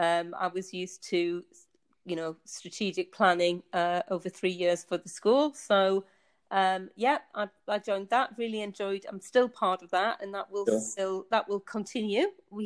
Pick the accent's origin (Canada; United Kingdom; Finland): United Kingdom; Tynemouth, North East England; moved away as an adult; also born or lived in United States / Bedfordshire, England; now in Basel, Switzerland; you can maybe be able to tell from my accent. I was born in the northeast of England. I grew up in a seaside town called Tynemouth, quite a built up in the Victorian times, so it's got quite a lot of history to it.